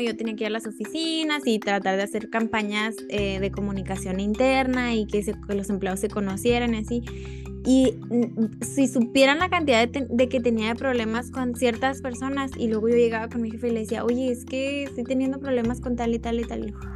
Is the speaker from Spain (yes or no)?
no; Mexico; para nosotros como mexicanos